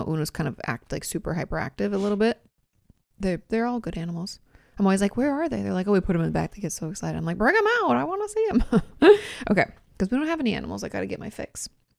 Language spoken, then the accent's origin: English; Gold Coast, Queensland, Australia; I'm from the Gold Coast in Queensland, Australia.